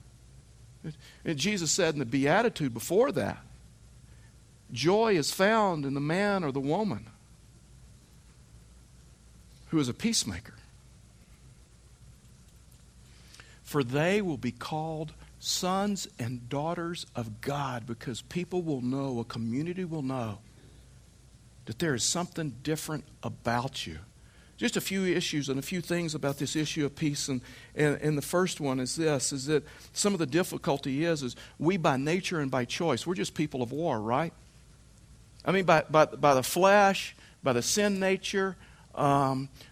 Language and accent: English; Texas, United States; I was raised in Texas